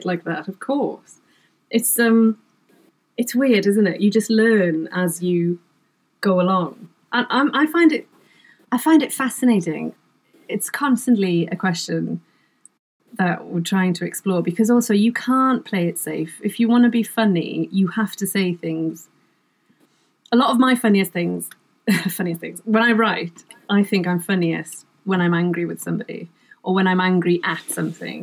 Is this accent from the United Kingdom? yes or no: yes; Wales, United Kingdom; first language Welsh; English is a second language; my first language is Welsh.